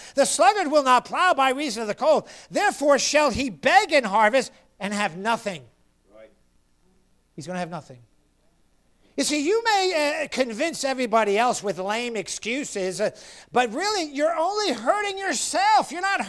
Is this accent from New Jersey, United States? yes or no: no; Florida, United States; And you know, I'm from Florida and I have thin blood and I just can't do it.